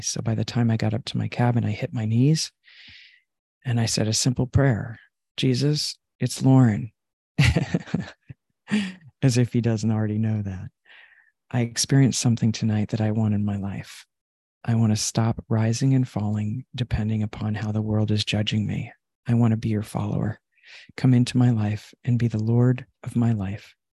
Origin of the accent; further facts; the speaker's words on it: Long Island, New York, United States; I grew up in Long Island